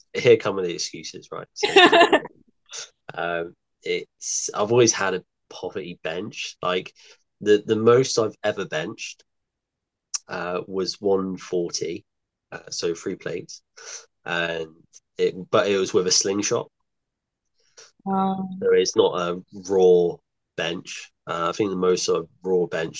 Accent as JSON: {"language": "English", "town": "Exeter", "region": "South West England", "country": "United Kingdom", "also_born_or_lived": "Bristol", "said": "I'm from Exeter. I've recently moved back, I was living in Bristol last year"}